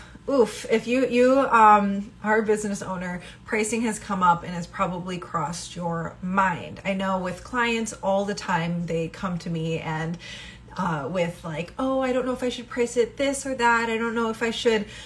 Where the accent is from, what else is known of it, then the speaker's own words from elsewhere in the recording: Midwest, United States; I come from the Midwest